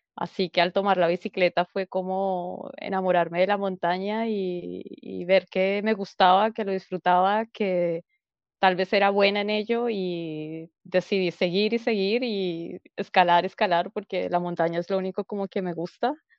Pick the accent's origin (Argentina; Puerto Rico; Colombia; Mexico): Colombia; moved away as an adult; now in Santiago, Chile; siendo colombiana